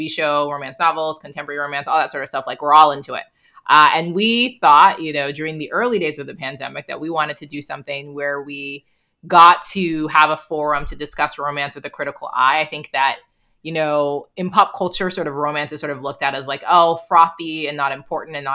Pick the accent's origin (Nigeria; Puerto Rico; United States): Nigeria; um, but I'm too Nigerian to admit to that.